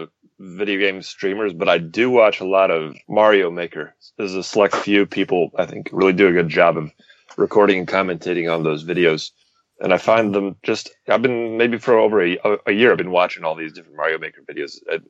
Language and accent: English; Detroit, Michigan, United States; moved away; I'm from Detroit